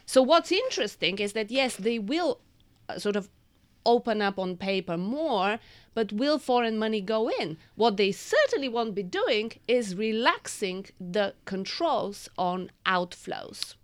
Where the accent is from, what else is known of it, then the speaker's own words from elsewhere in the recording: Bulgaria; moved away; I was born in Bulgaria and I lived under communism.